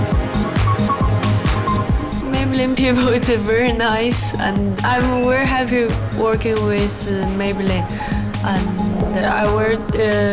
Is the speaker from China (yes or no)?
yes; Henan, China; I'm 20 years old, I'm from Henan, China